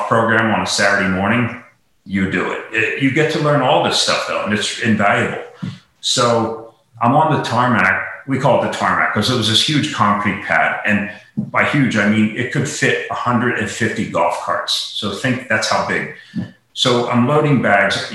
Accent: Lancaster, Pennsylvania, United States; also born or lived in Florida; I grew up in Lancaster

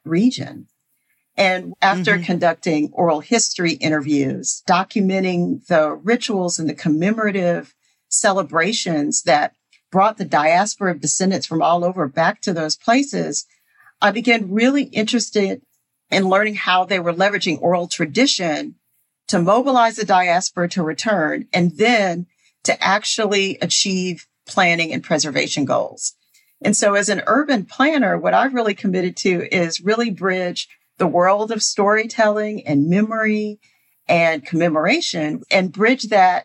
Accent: Houston, Texas, United States; also born or lived in Sugar Land, Texas; I grew up in the Houston metro area. I was born in Sugar Land

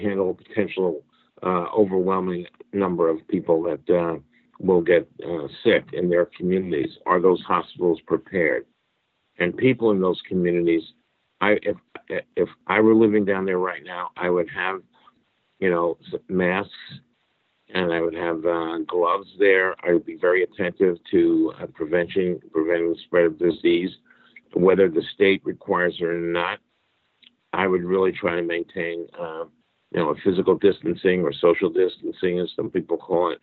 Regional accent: New York City, New York, United States; moved away; also born or lived in Arkansas / Miami, Florida; I'm from Brooklyn, New York originally

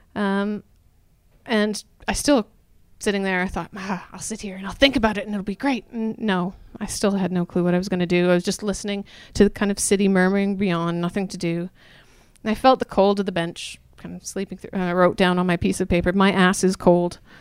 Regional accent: Canada; accent: Canadian; moved away; also born or lived in Revelstoke, British Columbia / New Brunswick / London; Rural Canada, I'm Canadian, if you can't tell by the accent

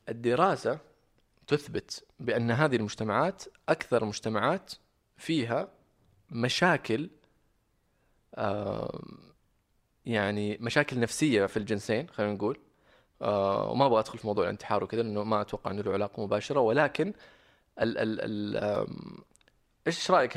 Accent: Riyadh, Riyadh Province, Saudi Arabia; moved away as an adult; also born or lived in Medina / Sydney, Australia / Jeddah; أنا أساساً من المدينة، بس، آه، مولود ومتربي هنا في الرياض.

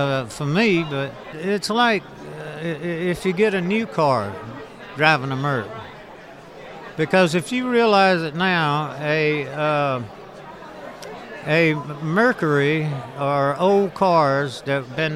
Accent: South Carolina, United States; moved away; where I grew up in South Carolina

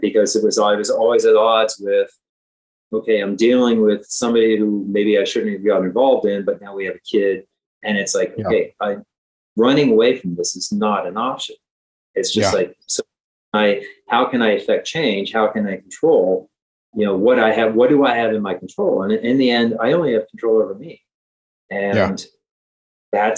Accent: Ohio, United States; now in Philadelphia, United States; I live in Philadelphia. I'm from Ohio

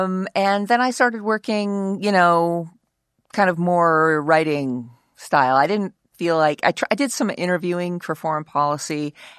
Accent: Fairbanks, Alaska, United States; now in Washington, United States; I did. I was born in Fairbanks, Alaska, and I left for college and never looked back in a serious way.

